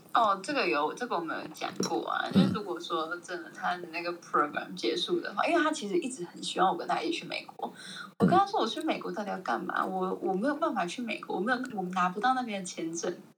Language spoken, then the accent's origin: Chinese; Taichung, Taiwan; 我真的台中人，我是台中人